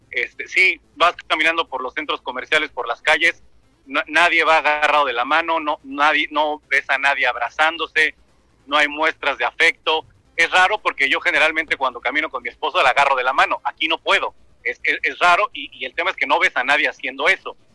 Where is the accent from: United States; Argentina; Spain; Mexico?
Mexico; aquí en Dubái somos mexicanos